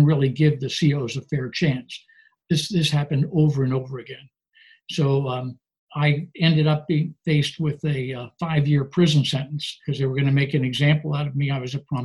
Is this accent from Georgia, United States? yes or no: no; Virginia, United States; also born or lived in Maryland; now in Los Angeles, United States; My family was wealthy at the time, and I lived in a segregated neighborhood of Virginia